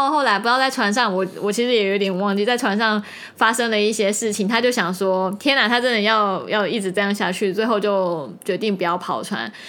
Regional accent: Taiwan; 我们台湾像台湾国语或者是一些台语的

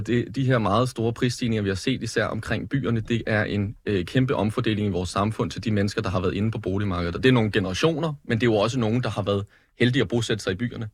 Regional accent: Lyngby, Capital Region of Denmark, Denmark; hvor jeg kommer fra øh, Lyngby

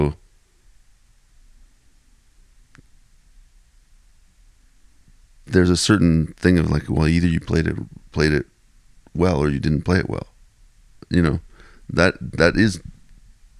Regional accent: Ottawa, Ontario, Canada; growing up in Ottawa

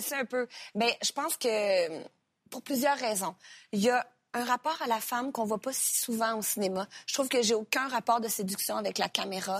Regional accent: Sorel-Tracy, Quebec, Canada; also born or lived in Repentigny; je suis née à Repentigny, pour te corriger, mais j'ai euh, grandi à Sorel-Tracy.

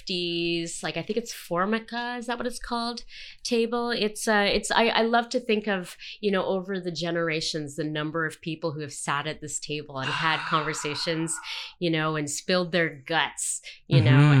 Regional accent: Montreal, Quebec, Canada; moved away; also born or lived in Southern Ontario; I'm not from here originally. I've been here 20 years, but I'm originally from Montreal. Spent my teen years in Southern Ontario.

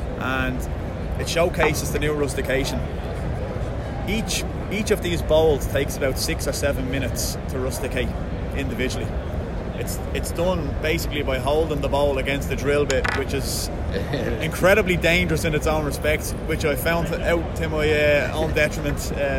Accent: Dublin, Leinster, Ireland; I'm from Peterson's in Dublin.

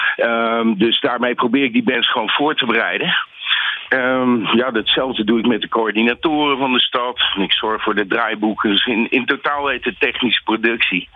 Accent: Nijmegen, Gelderland, Netherlands; ik kom ook uit Nijmegen

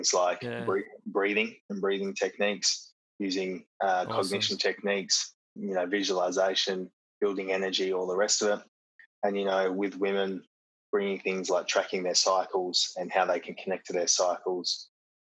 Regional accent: Mullewa, Western Australia, Australia; moved away as an adult; also born or lived in Geraldton, Australia; now in Shanghai, China; I grew up in a small rural town called Mullawar. So it is about 4.5 hours northeast of Perth, and I grew up on a farm.

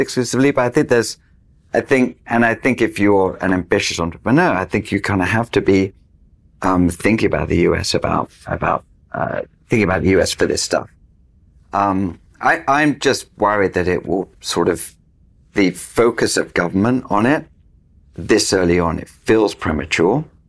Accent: United Kingdom; I'm British

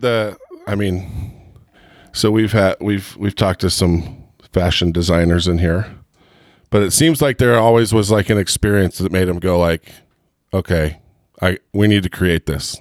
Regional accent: Southern California, United States; moved away; I grew up in Southern California.

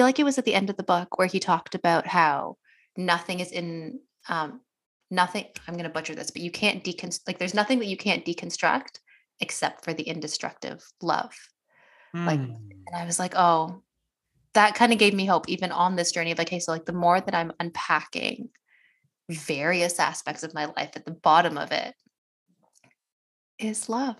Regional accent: Canada; Why am I specifically as like an Indian Canadian woman, like why is productivity so important? It's like a first generation immigrant in a nation that was colonized.

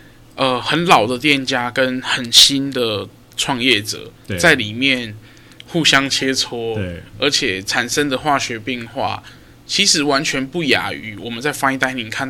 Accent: Kaohsiung, Taiwan; 高身为一个高雄人就会觉得怎么可能？

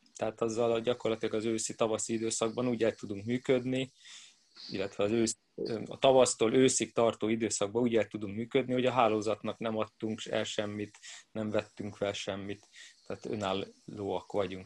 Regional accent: Budapest, Hungary; én budapesti vagyok

